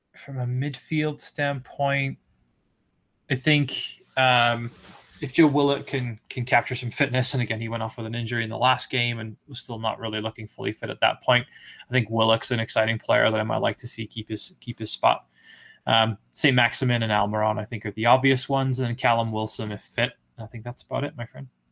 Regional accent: Carmarthen, Wales, United Kingdom; moved away; my hometown team, Carmarthen

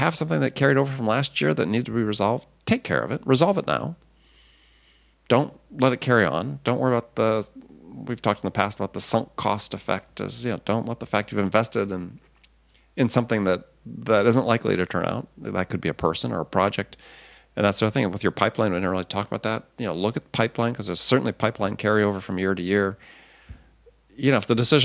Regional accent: Midwest, United States; I grew up in the Midwest.

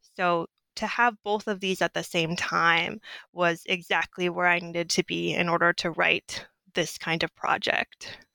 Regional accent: Southwest, United States; moved away as an adult; also born or lived in Clarksville, Mississippi; growing up in the Southwest

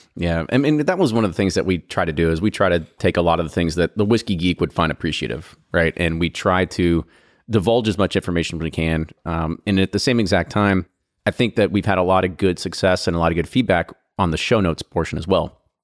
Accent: Louisville, Bardstown, Kentucky, United States; we're from Louisville, Bardstown, Kentucky's in our blood

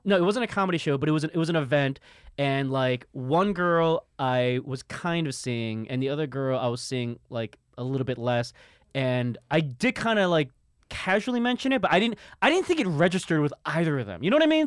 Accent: New York City, New York, United States; I grew up in Harlem

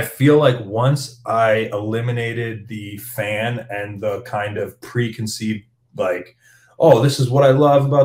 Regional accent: Hamilton, Ontario, Canada; I'm from Hamilton.

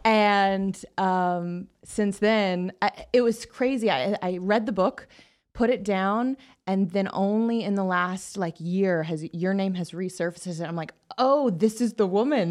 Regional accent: the Bible Belt, United States; I grew up in the Bible Belt

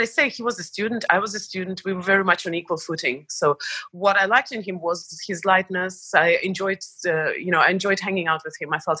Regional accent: Estonia; moved away as an adult; also born or lived in Belarus / United States; But I was only born there, and that was before the explosion. And then I lived the majority of my life in Estonia

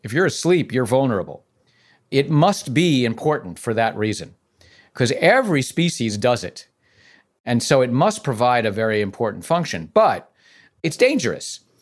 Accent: New York City, New York, United States; I'm from the Bronx

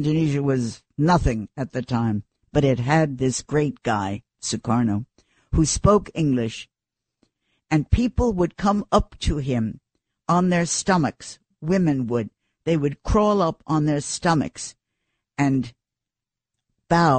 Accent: New York City, New York, United States; I was nobody from New York City

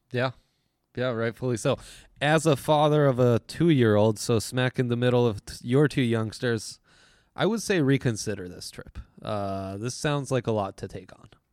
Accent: Italy; I grew up in Italy

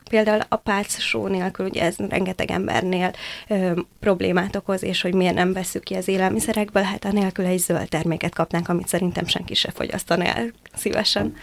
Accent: Hungary; moved away as an adult; én Balaton északi partjáról egy nagyon pici faluból jöttem, és hát ezért muszáj nekem kollégiumban laknom

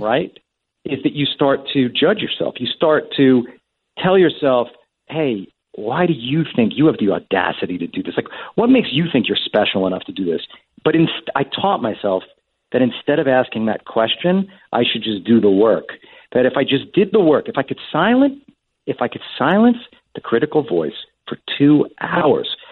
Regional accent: Long Island, New York, United States; we grew up out on Long Island

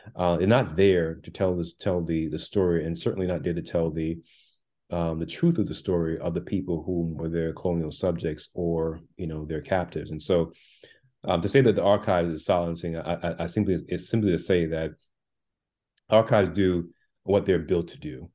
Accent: Jamaica; also born or lived in Brooklyn, New York; now in United States; I was born in the island of Jamaica

